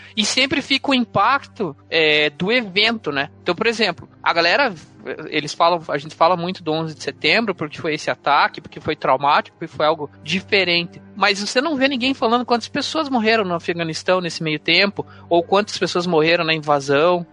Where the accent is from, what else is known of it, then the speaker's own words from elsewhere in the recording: Paraná, Brazil; somos do Sul